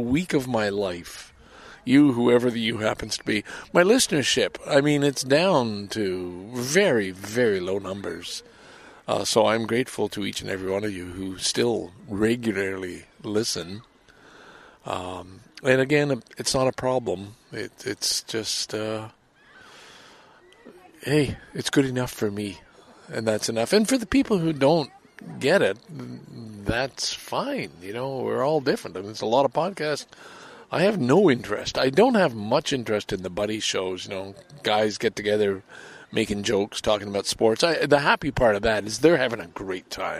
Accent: Lachine, Quebec, Canada; moved away as an adult; also born or lived in Valleyfield / Vancouver; have a connection to Lachine, my hometown

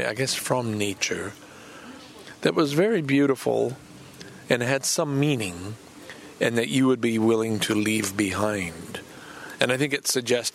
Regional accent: Lachine, Quebec, Canada; I grew up in Lachine, which was the site of a massacre

